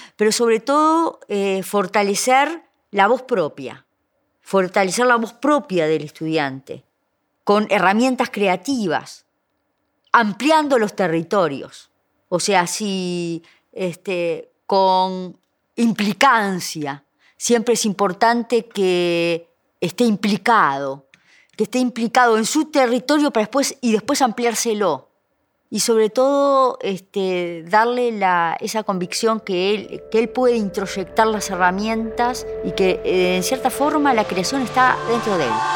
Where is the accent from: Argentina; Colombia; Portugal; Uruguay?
Uruguay; Florida; Yo soy de Florida